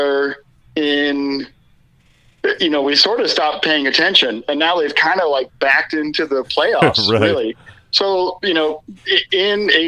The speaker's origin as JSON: {"language": "English", "region": "Minnesota", "country": "United States", "said": "I am from Minnesota"}